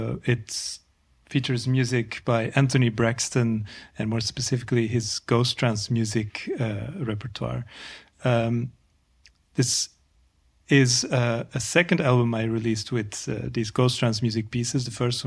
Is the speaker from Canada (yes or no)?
no; Antwerp, Flanders, Belgium; moved away as an adult; also born or lived in Ghent / New York City, United States / Paris, France; now in Brussels, Belgium; I grew up in Antwerp